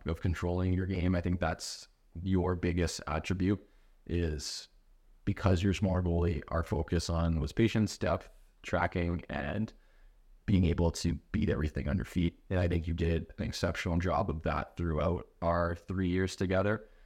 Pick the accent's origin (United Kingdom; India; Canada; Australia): Canada; we're Canadian